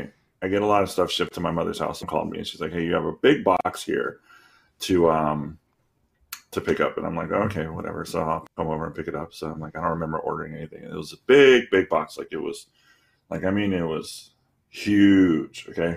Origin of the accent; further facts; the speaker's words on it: Florida, United States; I'm from Florida.